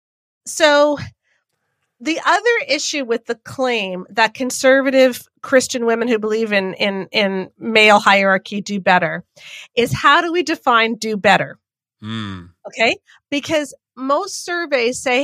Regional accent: Canada; as a Canadian

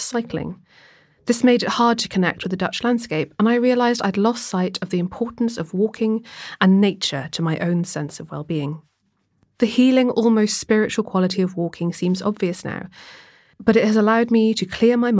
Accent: Swansea, Wales, United Kingdom; growing up in Swansea

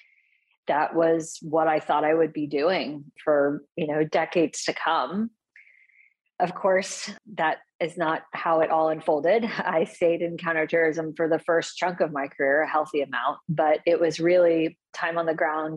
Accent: Houston, Texas, United States; which is where I grew up in Houston

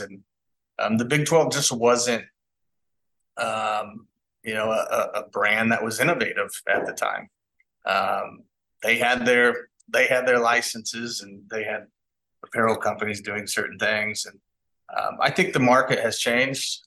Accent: Kansas City, United States; I'm from Kansas City

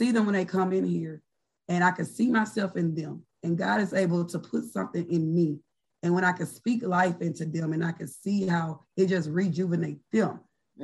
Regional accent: Oxford, Mississippi, United States; I'm originally from Oxford, Mississippi

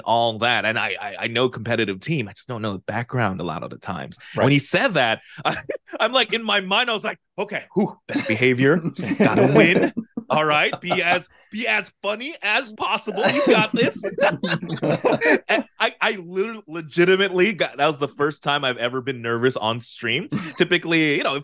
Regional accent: Philippines; I'm from the Philippines

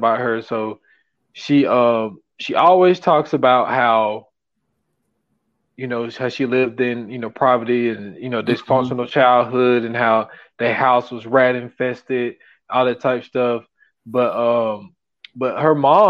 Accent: South Carolina, United States; St. Matthews, South Carolina, my home state

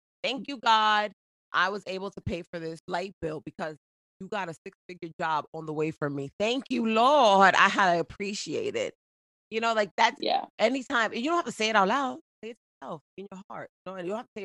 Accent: New Jersey, United States; accent: Jersey; also born or lived in Boston; I was raised in Jersey

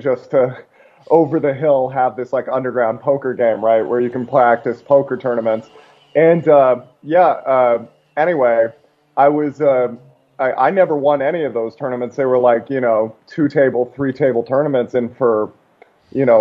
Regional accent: outside of Seattle, Washington, United States; also born or lived in Alaska; I grew up mostly outside of Seattle

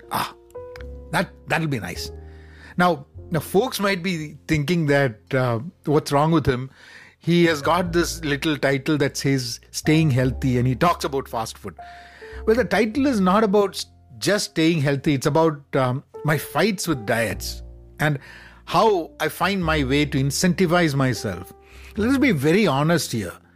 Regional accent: Dubai, United Arab Emirates; growing up in Dubai

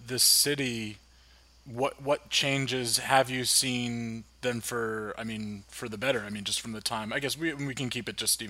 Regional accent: New Jersey, United States; I grew up in New Jersey.

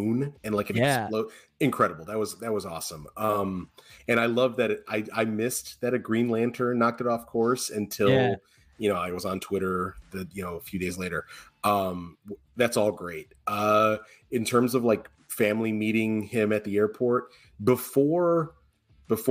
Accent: Chicago, Illinois, United States; I grew up in Logan Square when it was a bad neighborhood

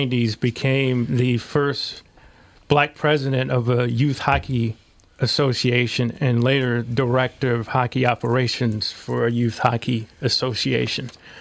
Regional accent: St. Louis, Missouri, United States; moved away; I said, St. Louis

